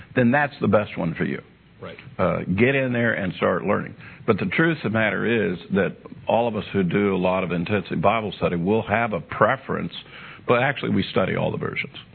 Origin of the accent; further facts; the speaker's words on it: United States; I'm an American. I speak American English.